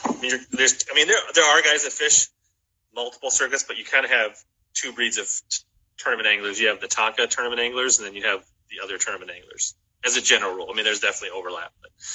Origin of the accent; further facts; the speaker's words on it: Columbia Heights, Minnesota, United States; I grew up in Columbia Heights